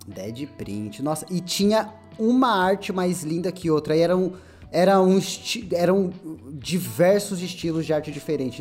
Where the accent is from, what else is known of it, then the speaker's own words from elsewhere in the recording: São Paulo, Brazil; now in São Roque, Brazil; eu sinto uma nostalgia do caralho quando eu vou pra São Paulo de novo, velho. vejo, vejo aqueles bairros que é igualzinho os bairros onde eu cresci